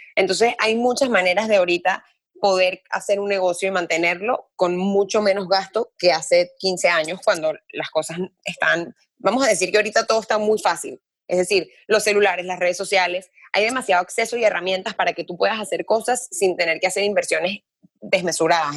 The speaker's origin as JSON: {"language": "Spanish", "town": "Caracas", "region": "Capital District", "country": "Venezuela", "tie": "born or raised there", "moved": "yes", "lives_now": "Miami, United States", "said": "yo nací en Caracas, pero mi familia es toda libanesa por todos lados."}